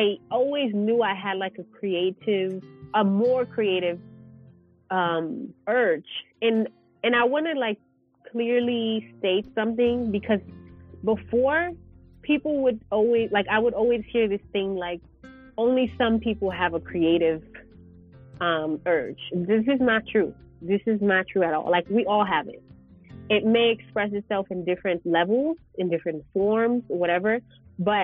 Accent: New York, United States; moved away as an adult; now in Johannesburg, South Africa; I grew up in New York

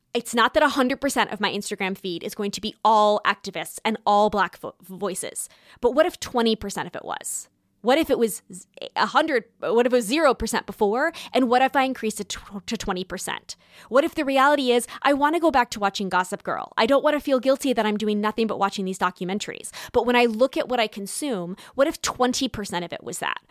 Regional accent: Southern California, United States; moved away as an adult; now in New York City, United States; I was born in Southern California

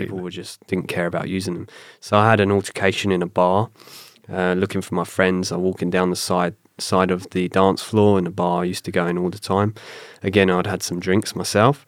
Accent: south coast of England, United Kingdom; accent: British; moved away as an adult; also born or lived in London; now in Canada; I moved from my hometown on the south coast of England up to London

